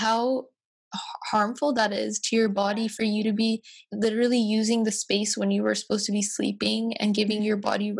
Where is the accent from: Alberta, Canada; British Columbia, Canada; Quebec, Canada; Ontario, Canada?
British Columbia, Canada; White Rock; I grew up in White Rock, so it's a lot of predominantly white people